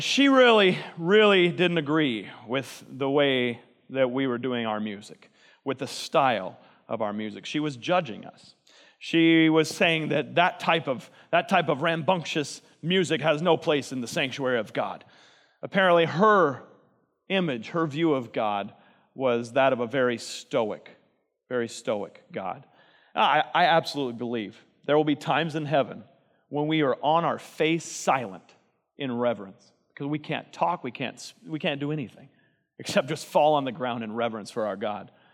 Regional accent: Texas, United States; I'm from Texas

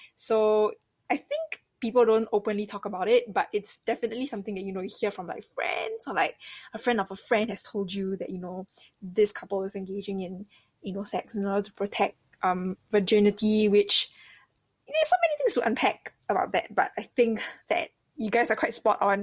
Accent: Singapore; I'm from Singapore

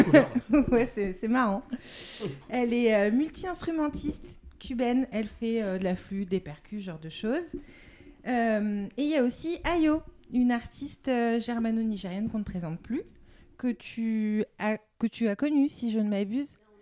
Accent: Lyon, Auvergne-Rhône-Alpes, France; je suis lyonnaise

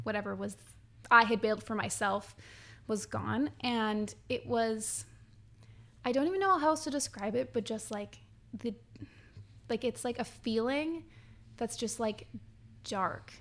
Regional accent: Quesnel, British Columbia, Canada; moved away; I'm from Quinnell

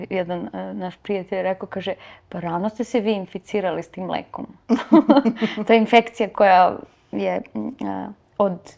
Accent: Vranje, Pčinja District, Serbia; also born or lived in North Macedonia; tata mi je E, iz Vranja i mi smo rođeni zapravo u Vranju, ali to je sve to južna

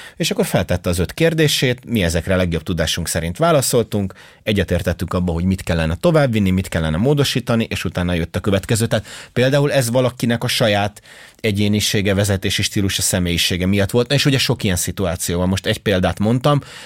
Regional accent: Hungary; én magyar vagyok

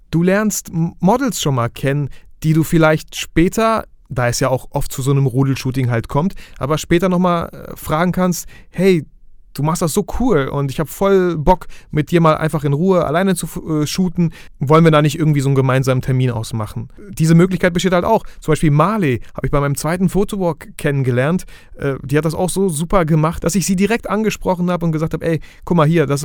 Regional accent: Bielefeld, North Rhine-Westphalia, Germany; Schaut einfach in Facebook-Gruppen rein, ich komme aus Bielefeld.

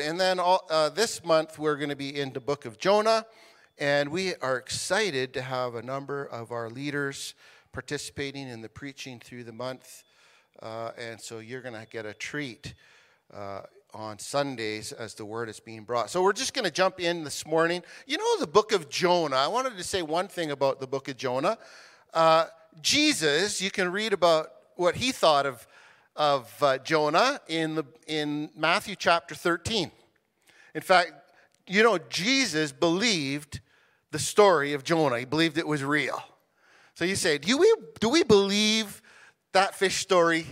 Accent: Canada; as Canadian citizens

